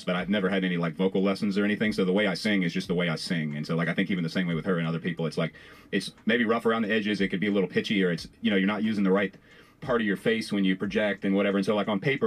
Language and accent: English; Farmville, Virginia, United States; I'm from Farmville, which is technically Piedmont